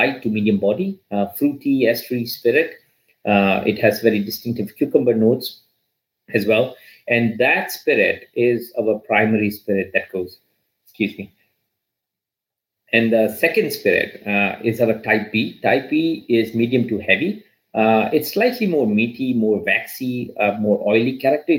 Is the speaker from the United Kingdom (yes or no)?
no; India; moved away; I grew up in India